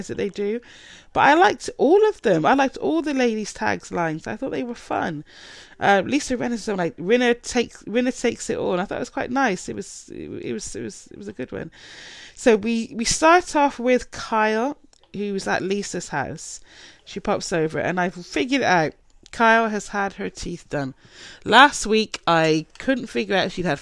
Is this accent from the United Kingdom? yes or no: yes; United Kingdom; I'm British